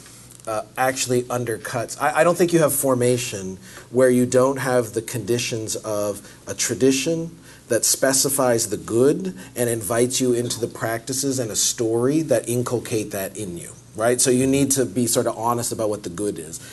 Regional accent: Canada; now in United States; I'm Canadian

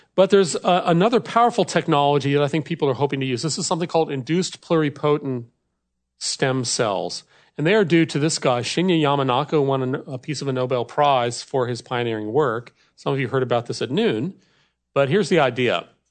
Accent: Wisconsin, United States; I come from America's dairy land, so cows are a big deal in Wisconsin.

